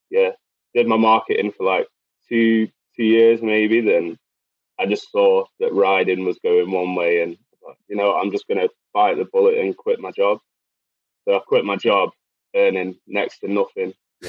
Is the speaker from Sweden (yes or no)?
no; Macclesfield, North West England, United Kingdom; also born or lived in Manchester; So Macclesfield, born and bred. I've actually moved back to Macclesfield on the end of December.